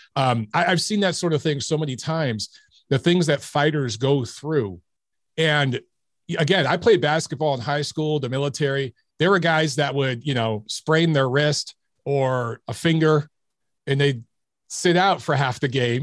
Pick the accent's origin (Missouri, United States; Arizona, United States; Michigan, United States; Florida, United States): Michigan, United States; Detroit; I grew up in Detroit